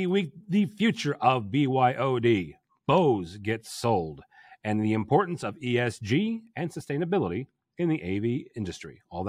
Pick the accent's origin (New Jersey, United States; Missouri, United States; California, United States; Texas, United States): Missouri, United States; St. Louis; I sound like I'm from St. Louis because I'm from St. Louis.